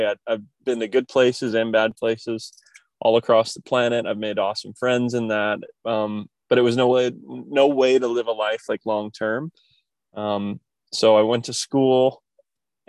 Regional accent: Kokomo, Indiana, United States; moved away as an adult; I grew up in the Midwest, a small, you know, more blue collar town called Kokomo, Indiana

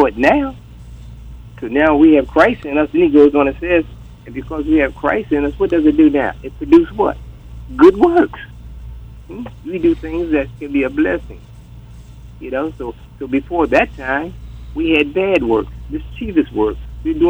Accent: Atlantic City, New Jersey, United States; we grew up in Atlantic City

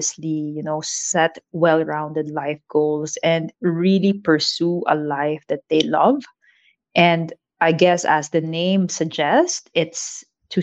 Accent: Philippines; moved away as an adult; now in Singapore; I am proudly born and raised in the Philippines, but Singapore has been my second home for more than 12 years now

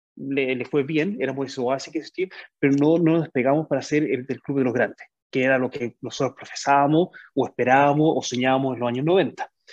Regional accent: Chile; moved away; nosotros como chilenos

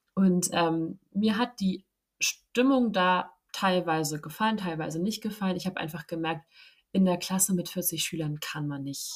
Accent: Hamburg, Germany; ich komme ja aus Hamburg

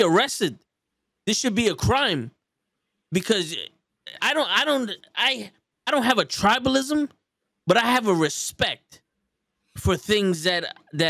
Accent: New York City, New York, United States; I'm from the Bronx. We're from New York

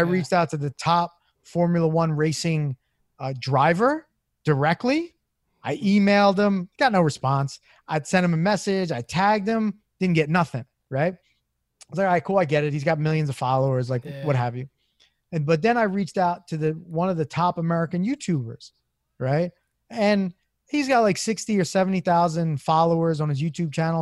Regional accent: Philadelphia, Pennsylvania, United States; I'm born and raised in South Philly

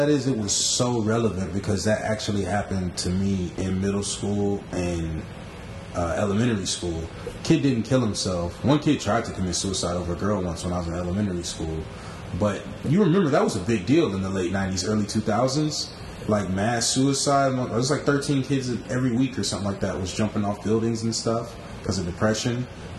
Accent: Philippines; I'm from the Philippines, y'all.

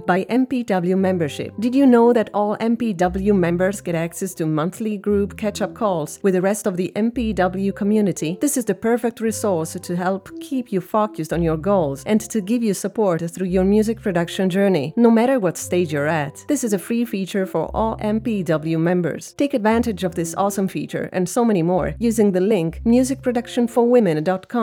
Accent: Italy; now in Germany; I'm from Italy, but based in Germany

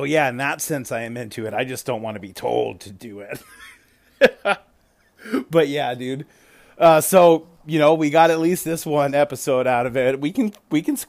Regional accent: Richmond, Virginia, United States; I was born in Virginia. I was born in Richmond. So I do have roots in the South

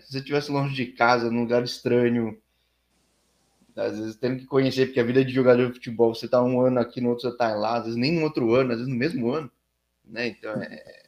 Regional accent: São Paulo, Brazil; eu sou de São Paulo

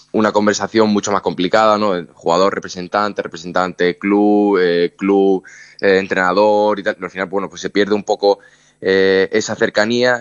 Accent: Málaga, Andalusia, Spain; moved away; es el equipo de mi tierra

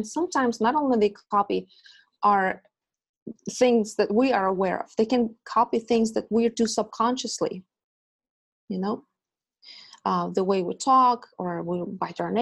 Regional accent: Russia; moved away as an adult; now in United States; I come from Russia, and I was born in Soviet Union

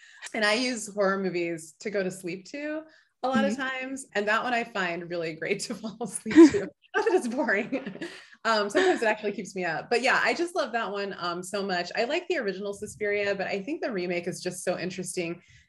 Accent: Illinois, United States; now in Anchorage, United States; I came up from the Midwest, but Illinois wasn't cold enough for me, so I moved to Alaska.

